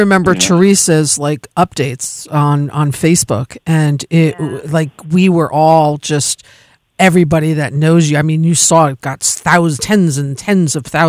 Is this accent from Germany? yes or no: yes; Germany; moved away; I grew up in Germany, so I'm sure my family over there has heard of him.